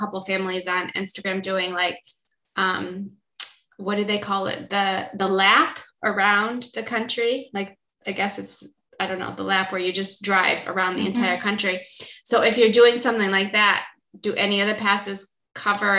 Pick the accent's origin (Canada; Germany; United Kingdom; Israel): Israel; in Israel, we have one mountain